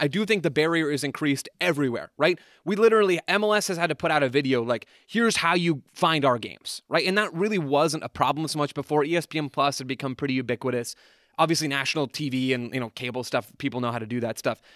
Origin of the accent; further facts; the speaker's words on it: United States; because we're American